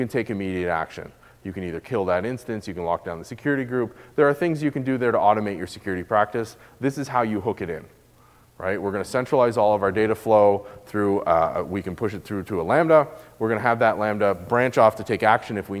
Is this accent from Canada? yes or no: yes; Canada; my home country in Canada